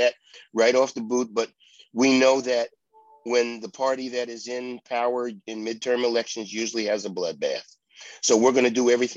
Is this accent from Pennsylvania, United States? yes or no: yes; Pittsburgh, Pennsylvania, United States; I grew up in Pittsburgh.